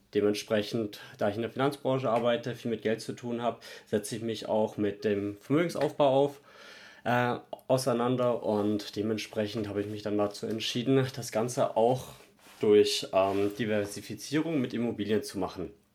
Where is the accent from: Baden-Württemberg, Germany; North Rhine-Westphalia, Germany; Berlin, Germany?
Baden-Württemberg, Germany; Stuttgart; moved away; Ich komme ja ursprünglich aus Stuttgart